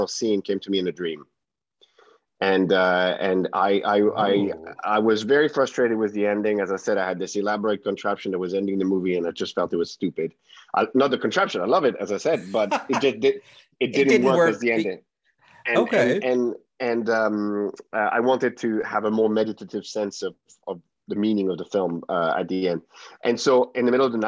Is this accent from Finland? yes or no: yes; Finland; English is a second language; moved away; it was in my home, you know, my home country